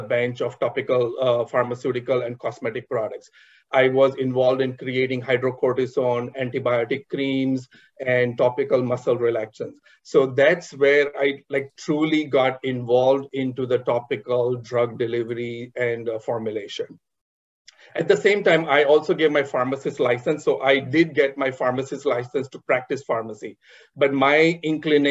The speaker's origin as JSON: {"language": "English", "town": "Mumbai", "region": "Maharashtra", "country": "India", "tie": "born or raised there", "said": "I was born and raised in Mumbai in an entrepreneur family."}